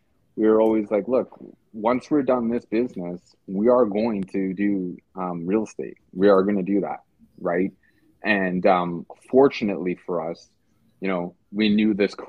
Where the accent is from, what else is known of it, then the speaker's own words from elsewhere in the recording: Edmonton, Alberta, Canada; I'm from Edmonton.